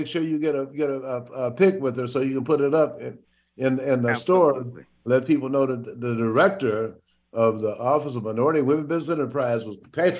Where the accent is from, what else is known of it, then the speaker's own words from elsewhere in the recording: Shreveport, Louisiana, United States; now in Washington, United States; Oh, that's where I'm from. I'm from Shreveport.